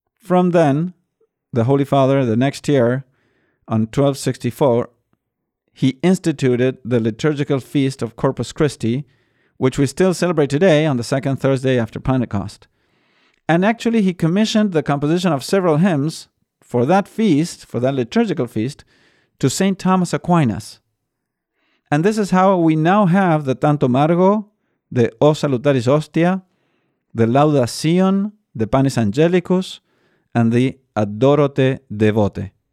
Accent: Buenos Aires, Argentina; I am from Buenos Aires

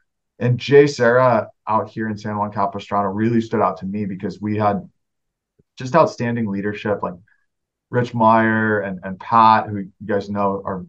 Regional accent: England, United Kingdom; moved away as an adult; But we had a great experience growing up in England. I headed back to the States for undergrad and grad school.

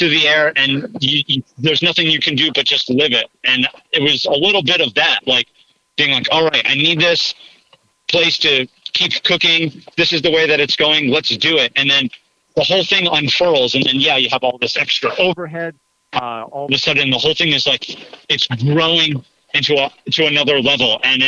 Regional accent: United States; now in Mifflinburg, United States; where I grew up on the Delaware River

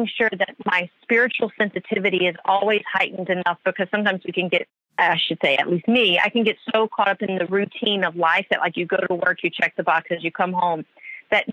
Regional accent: the South, United States; moved away; when I grew up in the South

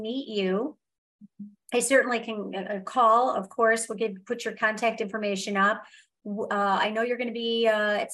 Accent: Michigan, United States; I grew up in Michigan, and I grew up in the age where it's 60 degrees

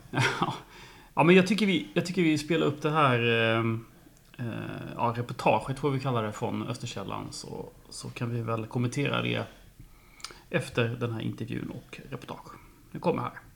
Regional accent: Växjö, Kronoberg County, Sweden; jag först var från Araby och sen att jag var från Monrovås

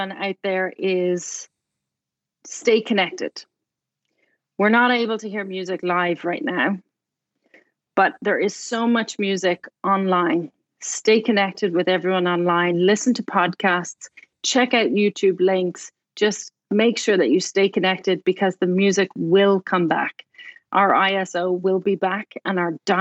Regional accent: Dublin, Leinster, Ireland; moved away as an adult; also born or lived in Cork, Ireland / London, United Kingdom / Bloomington, Indiana; now in Indianapolis, United States; Dublin, which is where I'm from

